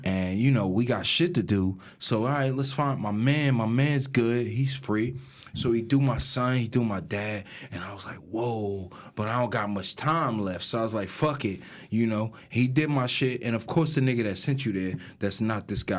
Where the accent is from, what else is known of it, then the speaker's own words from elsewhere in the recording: Newark, New Jersey, United States; also born or lived in East Orange; I grew up in Newark